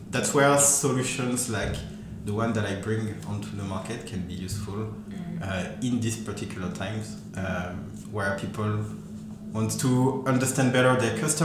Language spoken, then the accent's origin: English; France; accent: French; English is a second language; moved away as an adult; also born or lived in Paris; now in Auckland, New Zealand; as you can hear with my accent, I come from France